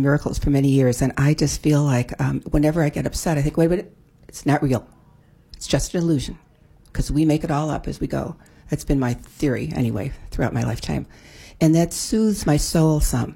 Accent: Chicago, Illinois, United States; moved away; also born or lived in California; I grew up in Chicago and then California

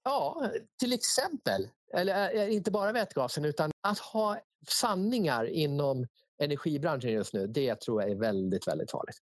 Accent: Sweden

